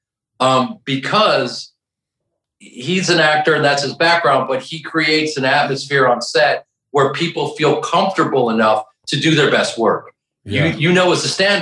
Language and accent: English; Evanston, Illinois, United States; I'm on the, just beyond the north side of Chicago